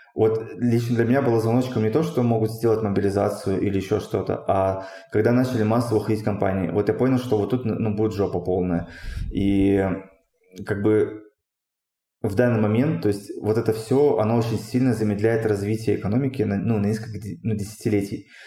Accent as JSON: {"language": "Russian", "country": "Russia", "also_born_or_lived": "Tyumen, Russia", "moved": "as an adult", "lives_now": "Armenia", "said": "Я говорю, ну вот, там из России"}